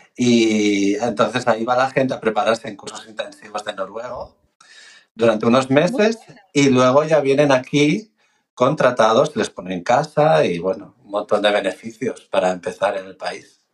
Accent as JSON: {"language": "Spanish", "country": "Spain", "moved": "yes", "lives_now": "Norway", "said": "yo hablo desde la perspectiva de los españoles"}